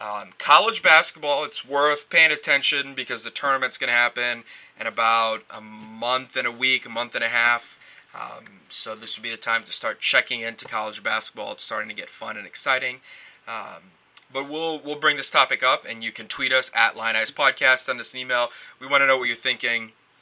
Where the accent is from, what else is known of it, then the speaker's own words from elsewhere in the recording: North Carolina, United States; my hometown team of North Carolina, which I rooted for growing up, the Tar Heels.